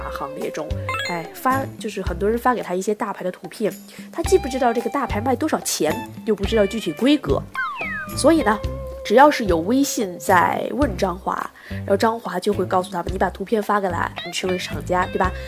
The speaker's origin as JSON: {"language": "Chinese", "country": "China", "said": "我们中国人民啊，天朝的人民"}